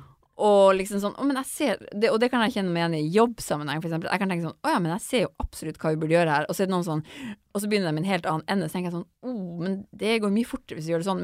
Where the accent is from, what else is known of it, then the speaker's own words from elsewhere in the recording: Finnmark, Norway; accent: Finnmark dialect; jeg har så veldig sånn mørk finnmarksdialekt